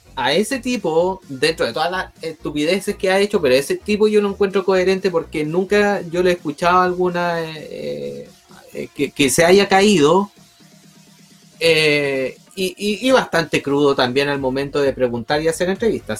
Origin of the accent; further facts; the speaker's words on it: Chile; yo como ciudadano chileno